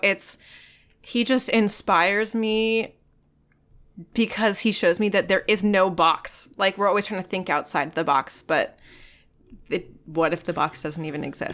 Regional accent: Virginia Beach, Virginia, United States; moved away; also born or lived in Tampa, Florida; Originally from Virginia Beach

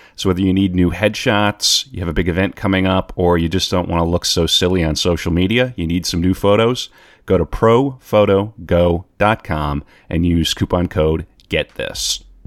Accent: North Dakota, United States; growing up in North Dakota

